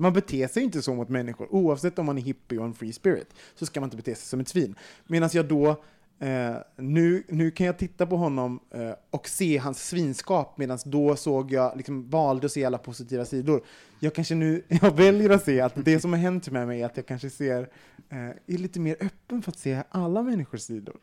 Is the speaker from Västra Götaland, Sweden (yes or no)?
yes; Gothenburg, Västra Götaland, Sweden; jag är från Göteborg